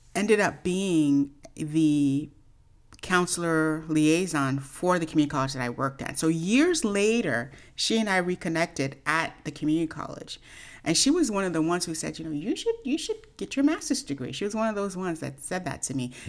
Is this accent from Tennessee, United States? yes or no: no; Oakland, California, United States; I grew up in Oakland, California.